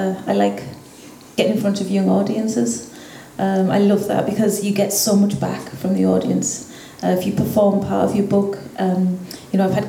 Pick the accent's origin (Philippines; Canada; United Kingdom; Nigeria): United Kingdom; England; moved away as an adult; also born or lived in Spain / Dublin, Ireland; now in West Cork, Ireland; where I grew up in the UK